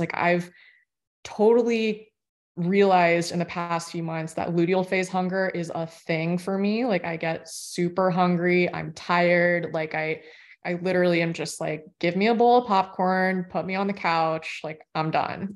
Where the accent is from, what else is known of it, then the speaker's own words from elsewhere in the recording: Florida, United States; I grew up in Florida